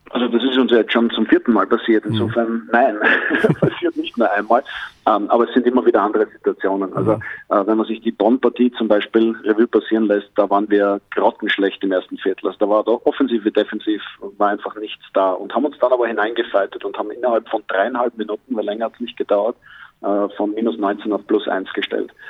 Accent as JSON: {"language": "German", "country": "Austria", "said": "mit meiner österreichischen Staatsbürgerschaft"}